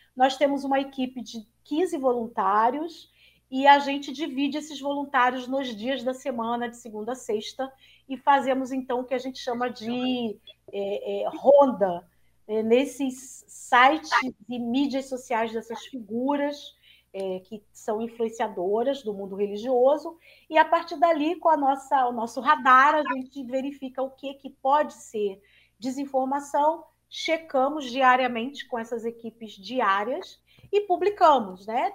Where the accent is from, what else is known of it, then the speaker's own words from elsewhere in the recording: Rio de Janeiro, Brazil; Eu sou carioca e fiz toda a minha formação é, no Rio de Janeiro.